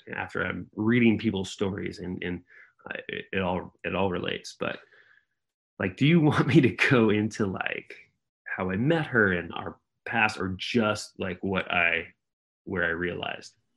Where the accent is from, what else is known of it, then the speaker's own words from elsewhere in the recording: San Jose, California, United States; moved away as an adult; I was from San Jose